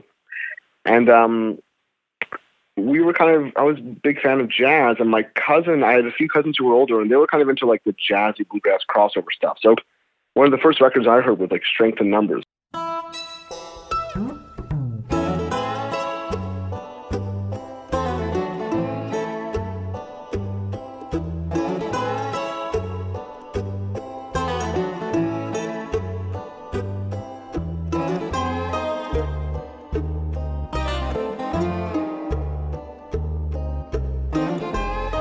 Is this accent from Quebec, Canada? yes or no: yes; Montreal, Quebec, Canada; now in Toronto, Canada; I grew up in Montreal, which wasn't a big bluegrass town